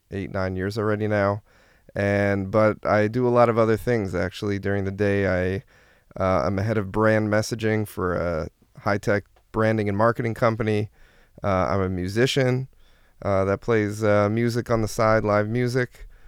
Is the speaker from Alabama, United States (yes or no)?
no; New Jersey, United States; moved away as an adult; now in Israel; I'm originally from New Jersey, and I made an aliyah to Israel around almost 10 years to the day, and I've been here for 11 years, and I'm here with my wife and five kids.